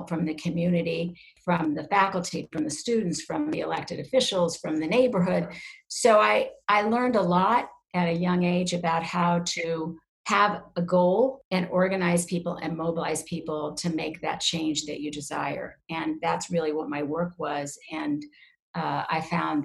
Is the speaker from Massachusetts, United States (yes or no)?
no; Lincoln, Nebraska, United States; moved away as an adult; also born or lived in Hamburg, Iowa / New York City; now in Connecticut, United States; we moved to Lincoln, where there were 16 kids my age